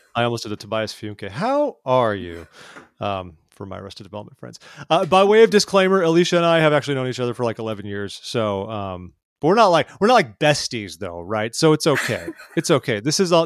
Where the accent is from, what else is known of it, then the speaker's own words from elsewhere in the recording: United States; I am also an American